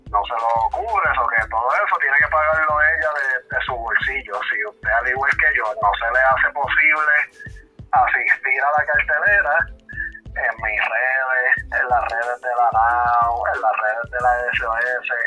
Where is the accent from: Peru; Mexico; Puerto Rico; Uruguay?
Puerto Rico; Cabo Rojo; nuestro pueblo de Cabo Rojo, que es de donde soy yo